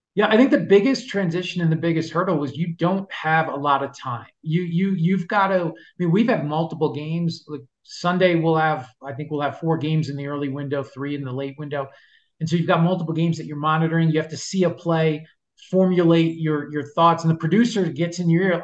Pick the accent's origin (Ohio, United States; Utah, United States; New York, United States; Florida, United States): New York, United States; New York City; growing up in New York, lived in New York City for a long time.